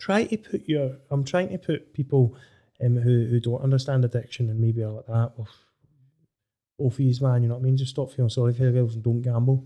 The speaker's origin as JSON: {"language": "English", "area": "Dunedin", "region": "Scotland", "country": "United Kingdom", "said": "I'm from Dunedin, just across from you"}